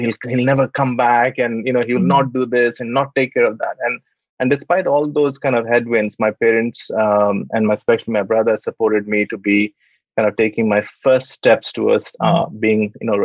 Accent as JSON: {"language": "English", "town": "Jamshedpur", "region": "Jharkhand", "country": "India", "tie": "born or raised there", "moved": "as an adult", "lives_now": "United Kingdom", "said": "I was born in Tata City, Jamshedpur, and when I was 19, I came to the UK to do my studies."}